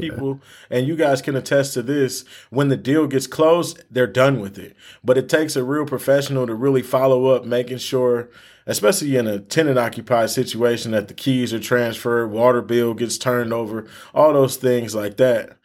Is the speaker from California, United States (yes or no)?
no; Michigan, United States; we're from Michigan